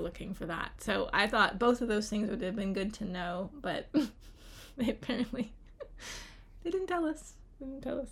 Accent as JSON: {"language": "English", "town": "Charlottesville", "region": "Virginia", "country": "United States", "tie": "born or raised there", "said": "I grew up here in Charlottesville, so very close to Shenandoah mm. National Park"}